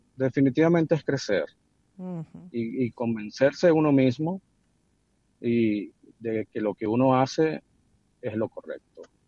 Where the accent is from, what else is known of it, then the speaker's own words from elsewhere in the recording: Venezuela; somos nosotros los venezolanos